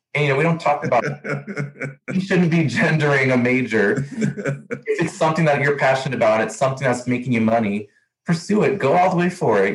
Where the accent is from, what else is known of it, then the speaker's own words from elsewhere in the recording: El Paso, Texas, United States; I'm from El Paso, Texas, 30 minutes away from Las Cruces